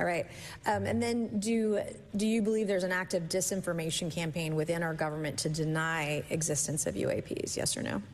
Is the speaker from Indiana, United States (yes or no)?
no; South Carolina, United States; my home state of South Carolina